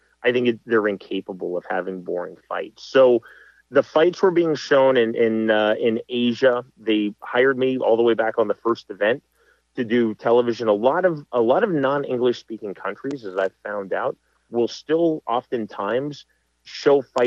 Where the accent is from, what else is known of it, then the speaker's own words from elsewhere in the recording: Kansas, United States; I'm from Kansas